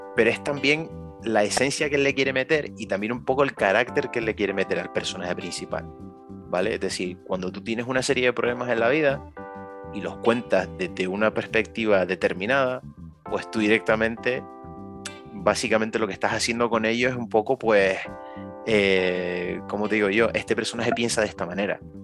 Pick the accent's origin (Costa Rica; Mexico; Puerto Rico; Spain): Spain; Canary Islands; nosotros como canarios